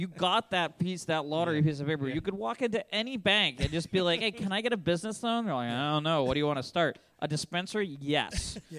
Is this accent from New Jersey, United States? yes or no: no; New Hampshire, United States; growing up in New Hampshire